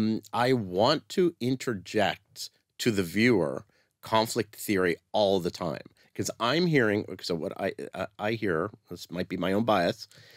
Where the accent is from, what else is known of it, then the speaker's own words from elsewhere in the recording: Canada; I'm Canadian.